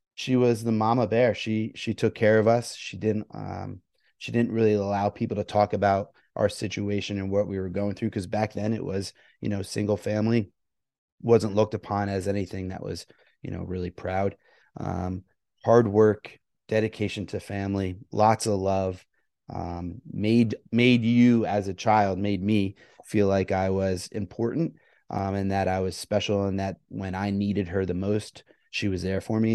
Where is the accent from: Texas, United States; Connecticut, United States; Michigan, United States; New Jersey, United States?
New Jersey, United States; Sussex; I grew up in Sussex, New Jersey